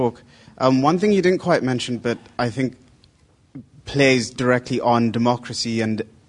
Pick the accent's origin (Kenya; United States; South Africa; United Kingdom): Kenya; I'm Kenyan